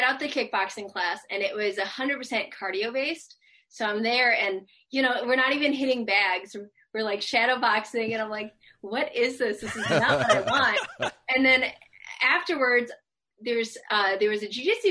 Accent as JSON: {"language": "English", "town": "Madison", "region": "Wisconsin", "country": "United States", "tie": "born or raised there", "also_born_or_lived": "Dallas, Texas", "moved": "as an adult", "lives_now": "Kent, Washington, United States", "said": "I'm actually originally from the Midwest. I grew up in Madison, Wisconsin"}